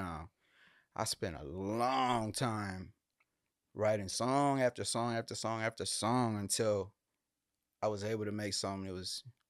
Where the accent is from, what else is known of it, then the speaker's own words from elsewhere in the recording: Houston, Texas, United States; Born and raised in Houston, man, on the north side, right? So the hospital I was born at is literally within like a 10-mile radius of anywhere I've ever lived in my life.